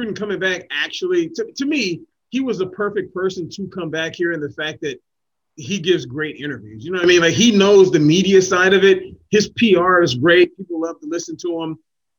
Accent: Oakland, California, United States; moved away; also born or lived in New Orleans; I'm originally from the Bay Area. I was born in Oakland.

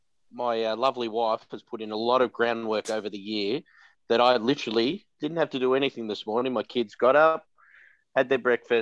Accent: Werribee, Victoria, Australia; Well, I'm from Werribee.

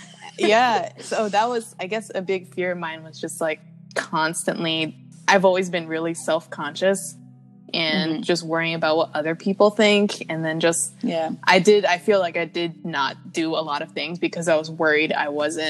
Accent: Silver Spring, Maryland, United States; moved away as an adult; now in Brooklyn, United States; I'm from Silver Spring, Maryland.

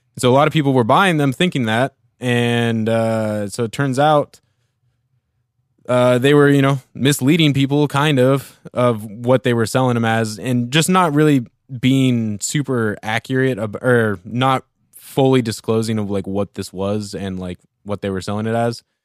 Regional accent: Central Oregon, United States; growing up in Central Oregon

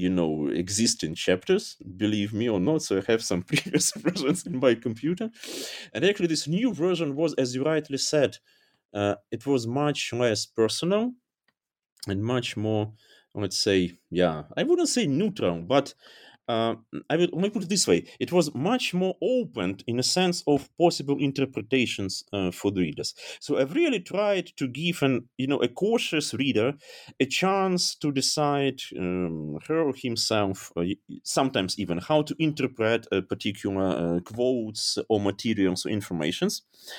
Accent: Dnipro, Dnipropetrovsk Oblast, Ukraine; moved away as an adult; also born or lived in Kyiv; now in Germany; So it sounds strange, maybe even crazy, but this book project about my hometown brought me to Germany.

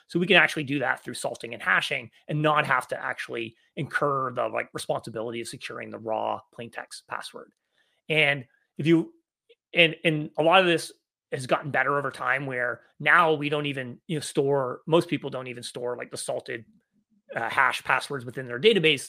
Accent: Canada; moved away as an adult; also born or lived in Victoria, Canada; now in San Francisco Bay Area, United States; I grew up in Canada, uh, but I've been living in the United States now in the San Francisco Bay Area for about thirteen years

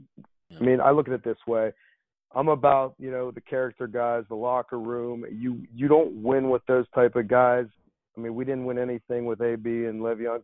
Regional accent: Beaver Falls, Pennsylvania, United States; I'm from Beaver Falls

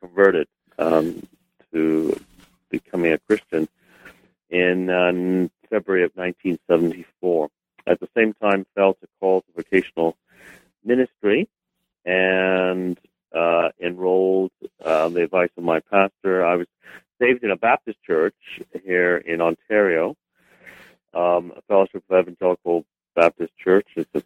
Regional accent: England, United Kingdom; I was born in England, and my father is Kurdish, so he had come to study in England from Iraq, actually

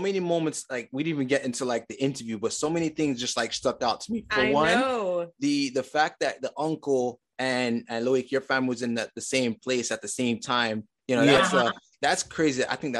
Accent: Saint Catherine, Jamaica; moved away; My side of family, we're from St. Catherine originally.

